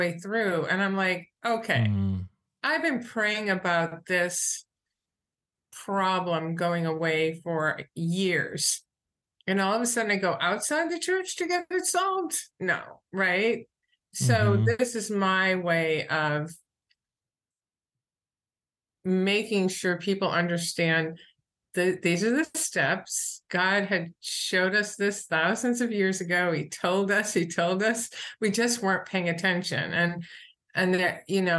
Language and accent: English; New Hampshire, United States; also born or lived in Boston; I'm from New Hampshire. And I went to school in Boston.